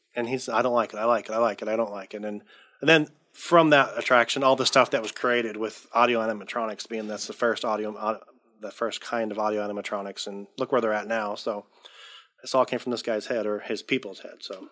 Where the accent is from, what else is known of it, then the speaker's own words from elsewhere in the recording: Southern California, United States; moved away as an adult; now in Oregon, United States; I'm from Southern California. Um, born and raised there till I was thirty years old till we moved up here to Oregon